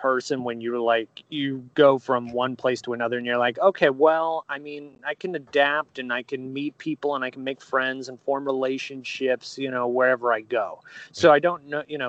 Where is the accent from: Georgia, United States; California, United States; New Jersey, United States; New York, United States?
New York, United States; Long Island; also born or lived in North Carolina; I grew up in Long Island